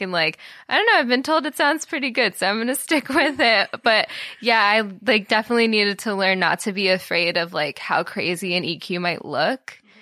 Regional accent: Florida, United States; also born or lived in Minnesota; now in Austin, United States; I'm from Florida

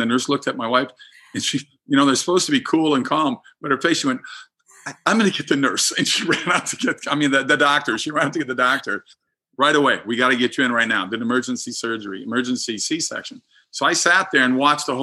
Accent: Minnesota, United States; moved away; I'm from Minnesota originally

